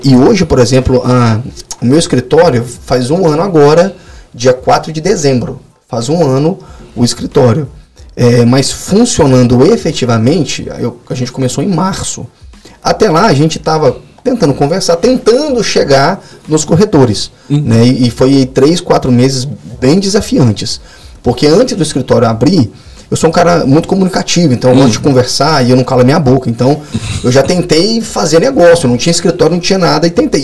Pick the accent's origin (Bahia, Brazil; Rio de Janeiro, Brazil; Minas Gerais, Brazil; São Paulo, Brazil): Minas Gerais, Brazil; Belo Horizonte; moved away as an adult; now in Guarapari, Brazil; Sou, eu sou mineiro, sou lá de BH